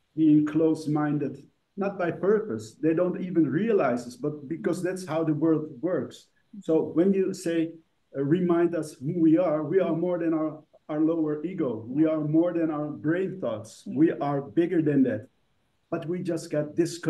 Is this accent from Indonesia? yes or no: yes; Indonesia; where we come from Indonesia